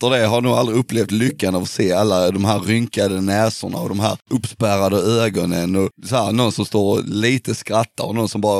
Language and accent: Swedish; Skåne, Sweden; Det är där vi kommer från ju. Vi är från Skåne.